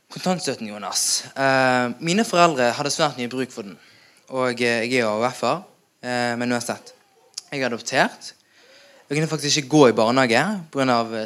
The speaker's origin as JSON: {"language": "Norwegian", "country": "Norway", "tie": "born or raised there", "said": "Jeg var syv måneder da jeg kom til Norge eller ble hentet av mine foreldre."}